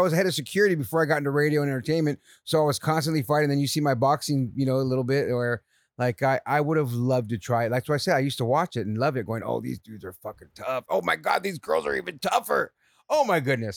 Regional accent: Santa Clara County, California, United States; born or raised there

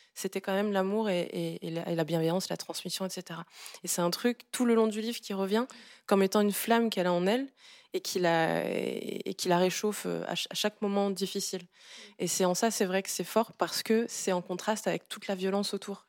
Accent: Gabon; now in France; Je viens du Gabon, qui est un pays de forêt vierge

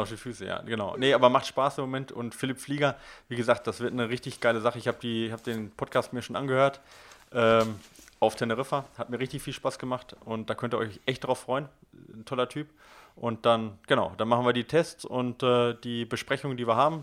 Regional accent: Ruhr area, North Rhine-Westphalia, Germany; direkt bei mir um die Ecke, wo ich geboren bin

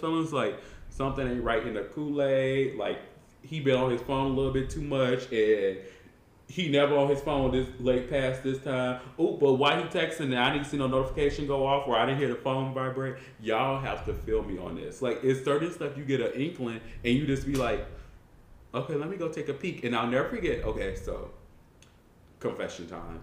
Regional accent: Colombia; I'm from Colombia.

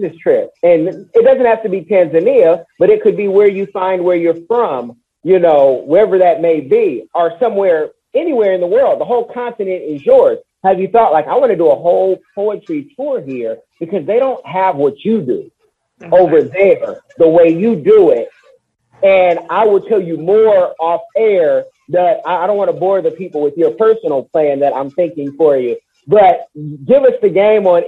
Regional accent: Oakland, California, United States; I'm from Oakland, California

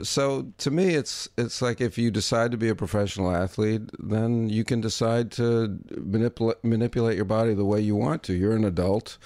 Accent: New York, United States; also born or lived in Vancouver; I'm from New York

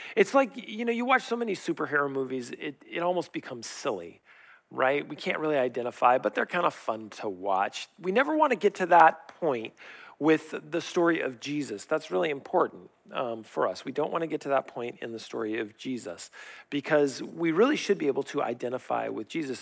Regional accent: Riverside, California, United States; I grew up in La Sierra, and back in the day when I grew up there, they had orange groves.

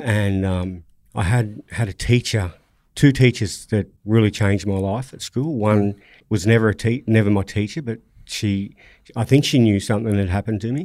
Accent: Sydney, New South Wales, Australia; I grew up in, in Nawi, Roselands area

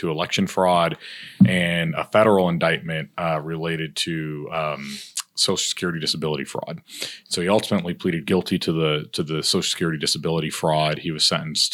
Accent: Hope Mills, North Carolina, United States; I grew up in Hope Mills, right down the road from Bladen and Robeson County.

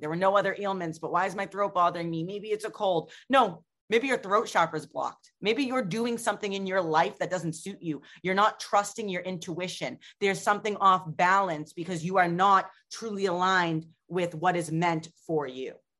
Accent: Boston, Massachusetts, United States; I am from Boston.

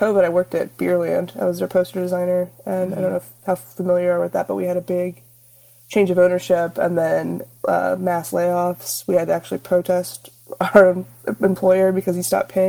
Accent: Indiana, United States; moved away as an adult; now in Austin, United States; I live in Austin. I've been here about 10 years. I'm originally from Indiana, though. I'm a Midwest transplant.

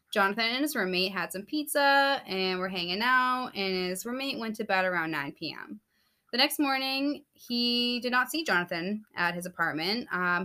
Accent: Plymouth, Massachusetts, United States; growing up in Plymouth Harbor

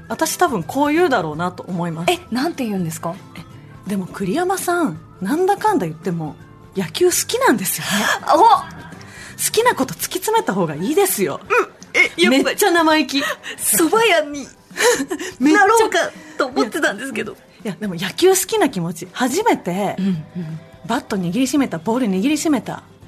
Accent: Mie, Japan; 私三重県出身

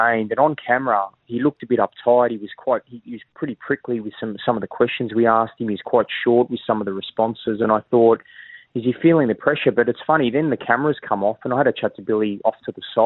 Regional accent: Sydney, New South Wales, Australia; born or raised there; moved away as an adult; also born or lived in Mascot, Sydney / Maroubra, Sydney; now in Queensland, Australia

